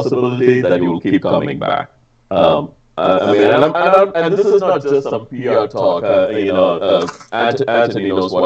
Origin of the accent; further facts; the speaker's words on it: India; moved away; growing up in India